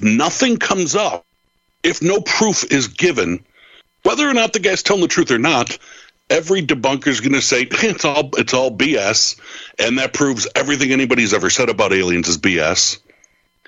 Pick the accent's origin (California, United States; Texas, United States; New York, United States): New York, United States; I'm a New Yorker